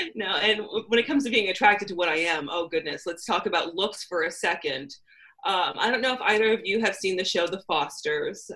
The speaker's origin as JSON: {"language": "English", "region": "California", "country": "United States", "said": "I'm from California and I look like I'm from California in that I am a very big hippie"}